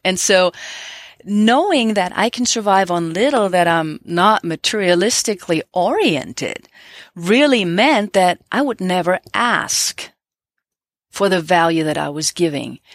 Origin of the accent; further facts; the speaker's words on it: Germany; now in United States; Growing up in Germany